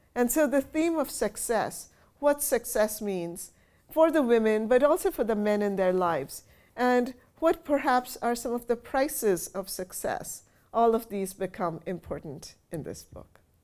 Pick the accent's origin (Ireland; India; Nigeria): India; Kolkata, West Bengal; moved away as an adult; now in Houston, United States; growing up in Kolkata in a very traditional Bengali family